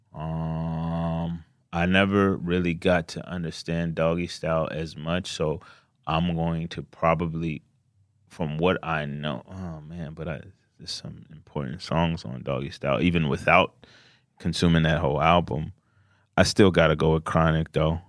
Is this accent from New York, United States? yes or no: no; Glenarden, Maryland, United States; PG County, Maryland.